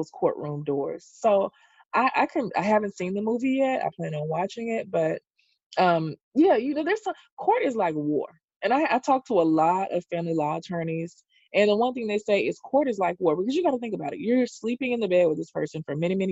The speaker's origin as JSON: {"language": "English", "region": "the South", "country": "United States", "said": "I'm from the South, and children don't call adults by their first name"}